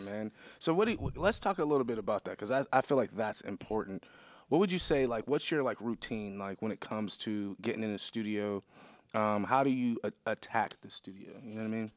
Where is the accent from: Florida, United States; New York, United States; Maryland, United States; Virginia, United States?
New York, United States; Buffalo; moved away as an adult; now in Pittsburgh, United States; I'm originally from Buffalo